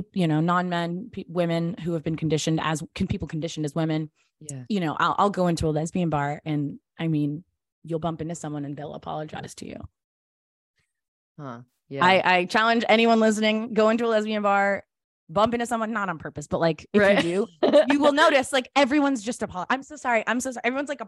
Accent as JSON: {"language": "English", "region": "Tennessee", "country": "United States", "tie": "born or raised there", "also_born_or_lived": "Los Angeles / Texas / Georgia", "lives_now": "New York, United States", "said": "So I was born in Los Angeles, but I only lived there till I was six. So I don't like to claim it. And I grew up in various states in the South. So I grew up in Tennessee, Texas, and Georgia primarily."}